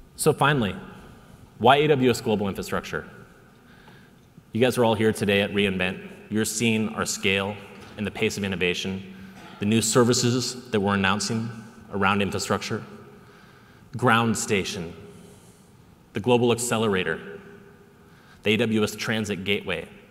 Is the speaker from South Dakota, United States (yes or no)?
yes; South Dakota, United States; now in Seattle, United States; I was born and raised in South Dakota